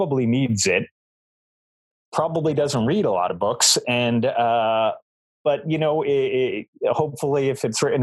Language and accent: English; Boston, Massachusetts, United States; now in Essex, United States; I grew up in South Boston